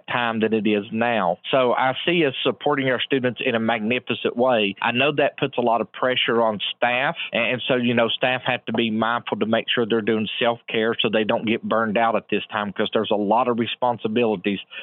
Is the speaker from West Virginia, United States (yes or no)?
yes; Man, West Virginia, United States; now in Glen Fork, United States; I grew up in Mann, West Virginia.